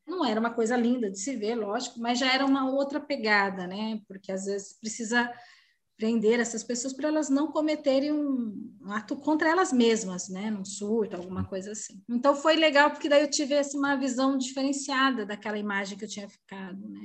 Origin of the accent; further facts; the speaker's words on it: Osasco, São Paulo, Brazil; now in Sorocaba, Brazil; estou atualmente morando em Sorocaba, interior de São Paulo, mas eu sou natural de Osasco